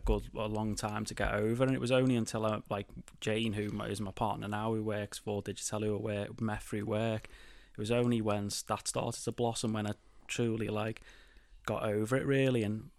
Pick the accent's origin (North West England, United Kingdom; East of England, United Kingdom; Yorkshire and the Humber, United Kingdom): North West England, United Kingdom; Claughton; So I was born in Claughton Village.